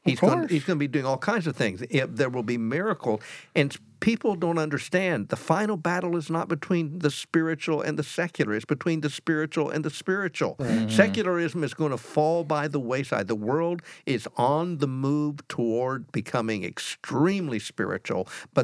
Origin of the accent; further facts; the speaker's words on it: United States; I am an American.